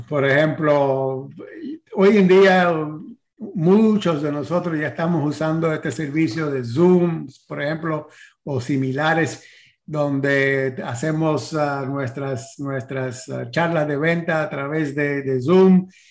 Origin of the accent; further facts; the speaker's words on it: San Antonio, Texas, United States; Spanish is a second language; now in Florida, United States; de San Antonio, Texas, nací yo